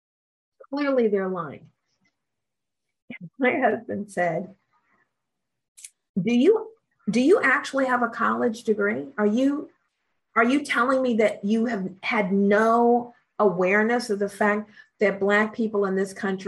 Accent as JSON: {"language": "English", "town": "Columbus", "region": "Ohio", "country": "United States", "said": "I'm from Columbus"}